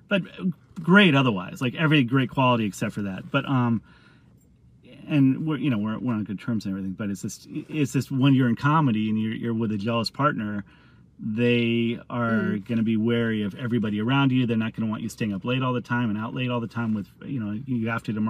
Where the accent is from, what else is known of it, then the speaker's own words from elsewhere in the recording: San Diego, California, United States; I grew up in San Diego.